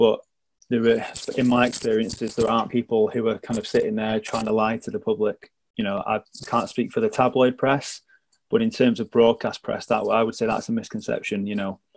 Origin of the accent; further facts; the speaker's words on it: Manchester, North West England, United Kingdom; I'm a journalist at ITV Granada Reports, and I'm from Manchester.